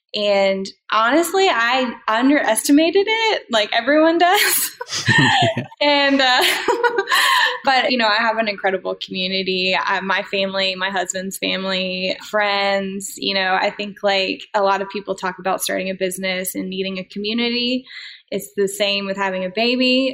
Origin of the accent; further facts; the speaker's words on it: Durham, North Carolina, United States; moved away as an adult; also born or lived in Colorado; Then I uh, moved back home. I'm originally from Durham, North Carolina.